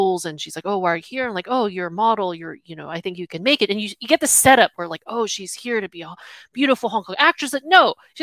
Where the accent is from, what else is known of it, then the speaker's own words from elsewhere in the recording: United States; I'm born American, had a comfy life